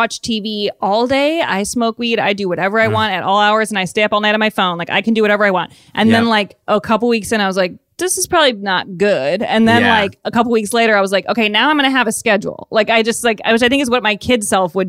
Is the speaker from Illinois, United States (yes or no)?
yes; Evanston, Illinois, United States; I grew up in Evanston, Illinois, right outside of Chicago